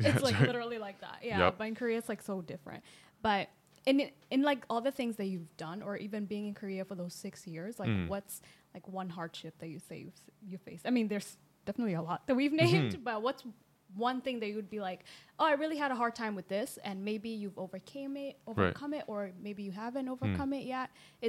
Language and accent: English; Kenya; also born or lived in United States; But like for me as like a Kenyan / American, I wouldn't consider that charismatic.